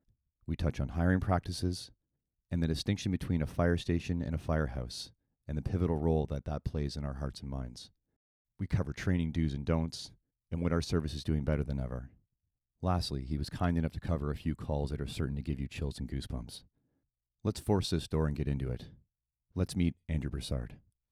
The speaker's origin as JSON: {"language": "English", "town": "Orangeville", "region": "Ontario", "country": "Canada", "tie": "born or raised there", "said": "I grew up in Orangeville. So, my hometown's close to where you're at now."}